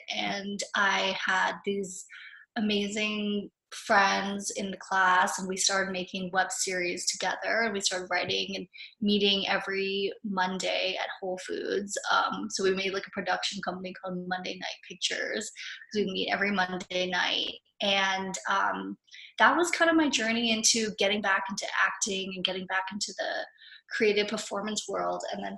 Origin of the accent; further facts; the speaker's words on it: Philippines; being someone who was like half American, half Japanese growing up in the Philippines, there was a lot of like identity crises happening and not knowing totally who I was.